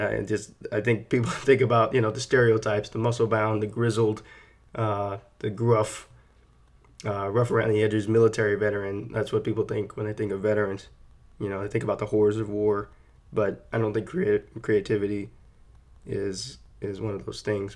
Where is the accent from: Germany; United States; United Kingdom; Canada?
United States; San Antonio, Texas; moved away; I'm born and raised in San Antonio, Texas. That's where I grew up